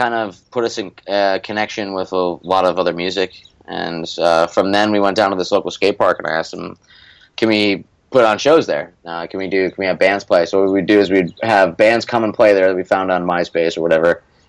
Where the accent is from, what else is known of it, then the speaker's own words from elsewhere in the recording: Scranton, Pennsylvania, United States; one of the parts of growing up in Scranton is that it's not a suburb of any other major city